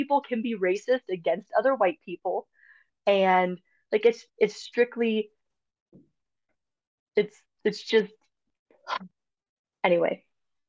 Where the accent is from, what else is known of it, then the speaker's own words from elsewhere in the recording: North Dakota, United States; I'm from North Dakota